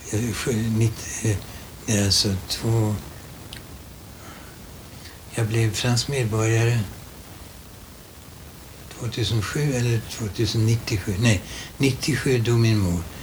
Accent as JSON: {"language": "Swedish", "country": "Germany", "tie": "born there", "also_born_or_lived": "Italy", "second_language": "Swedish", "said": "jag är född som tysk. Jag bär ett tyskt kulturarv i mig"}